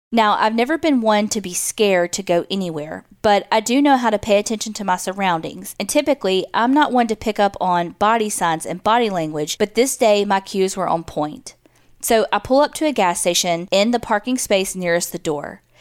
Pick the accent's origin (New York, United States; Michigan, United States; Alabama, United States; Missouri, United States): Alabama, United States; Mobile; You can use my name. I currently live in Georgia, but I'm from Mobile, Alabama.